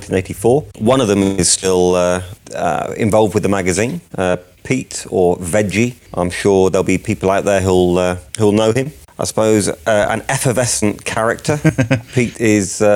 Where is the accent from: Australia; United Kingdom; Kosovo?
United Kingdom; accent: British; now in New Zealand; I'm from the UK originally, as you can probably tell.